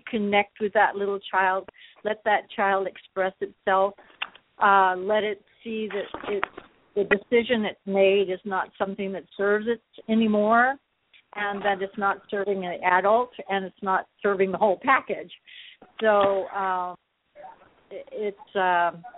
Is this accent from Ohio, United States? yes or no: no; Colorado, United States; I come from Colorado